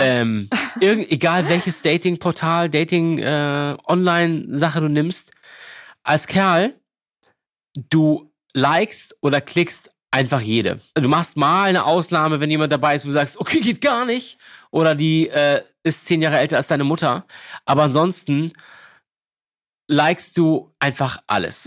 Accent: Lübeck, Schleswig-Holstein, Germany; also born or lived in Berlin; now in Hamburg, Germany; ich komme aus Lübeck, äh, gebürtig

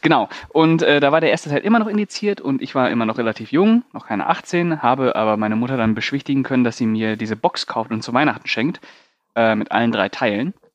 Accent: Paderborn, North Rhine-Westphalia, Germany; moved away; bei uns in Paderborn gab es einen Laden, also wo ich noch in Paderborn gelebt habe

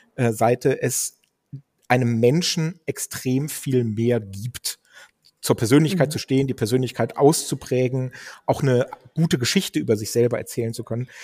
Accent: Dannenberg, Lower Saxony, Germany; ich bin ja gebürtig aus Dannenberg äh, an der Elbe. Das ist da stand meine Wiege, da bin ich im Kreiskrankenhaus zur äh, Welt gekommen

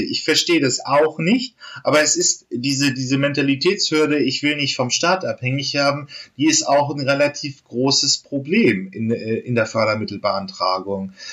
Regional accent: Germany; wir als, als Deutsche

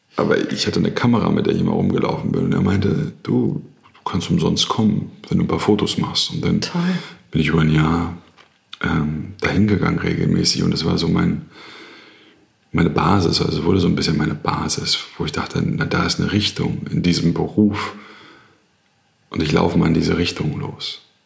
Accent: Berlin, Germany; ich komme aus Berlin, Südnerköln als Sohn von Beamten

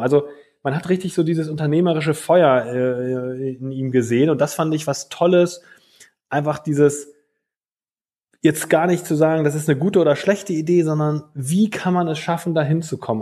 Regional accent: Germany; bei uns in Deutschland

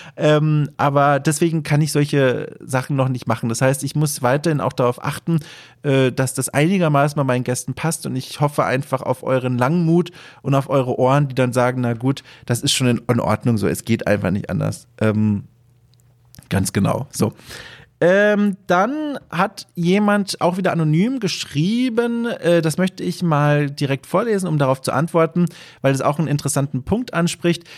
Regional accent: Southern Germany, Germany; moved away; durch meine süddeutsche Sozialisierung und, und Aufwachserei

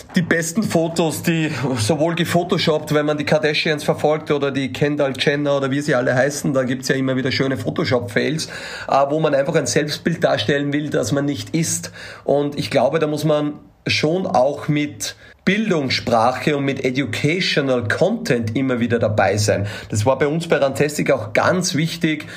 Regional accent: Austria; als Österreicher

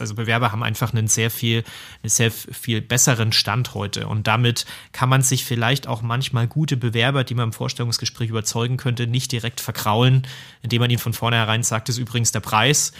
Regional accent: Germany; Bei uns in Deutschland

